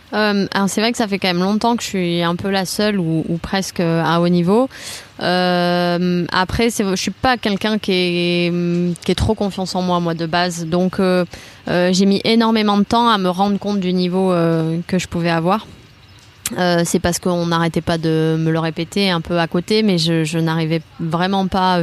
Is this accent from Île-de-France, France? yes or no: no; Toulouse, Occitania, France; je suis originaire de Toulouse